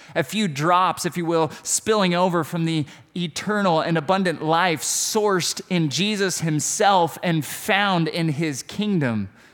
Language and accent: English; United States; I'm an American